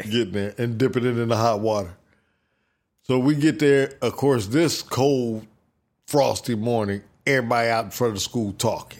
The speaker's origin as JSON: {"language": "English", "region": "Ohio", "country": "United States", "tie": "born or raised there", "said": "I lived, I grew up in Ohio"}